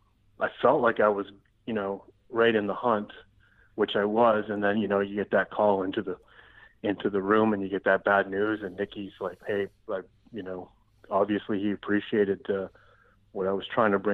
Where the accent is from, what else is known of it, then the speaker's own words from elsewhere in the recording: Sarnia, Ontario, Canada; I'm from an Indian reservation in Ontario, so I never really grew up on the res